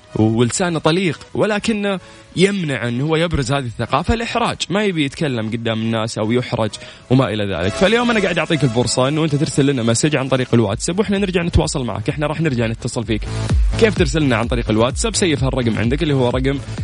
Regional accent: Saudi Arabia; عندنا في المملكة العربية السعودية

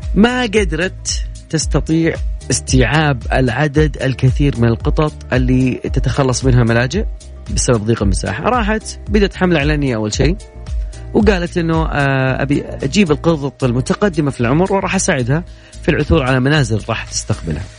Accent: Riyadh, Riyadh Province, Saudi Arabia; عندنا في الرياض

